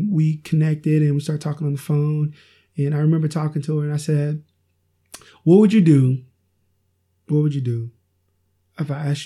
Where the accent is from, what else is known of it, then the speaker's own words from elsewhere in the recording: Oklahoma, United States; also born or lived in Iowa; I moved back from Iowa to Oklahoma to pursue a relationship with my wife